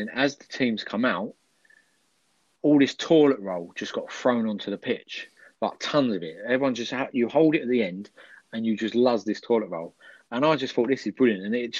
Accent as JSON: {"language": "English", "area": "Essex", "region": "East of England", "country": "United Kingdom", "moved": "yes", "said": "I'm Essex, and I'm from Essex originally, so I can't pronounce him words."}